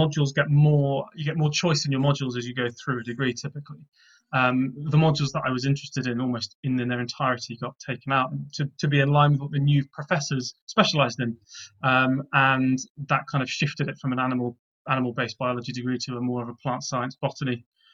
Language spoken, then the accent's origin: English; Gloucestershire, South West England, United Kingdom; moved away as an adult; now in Oxford, United Kingdom; Born in Oxford, grew up in Gloucestershire, and have since graduated and kind of migrated back to my hometown of Oxford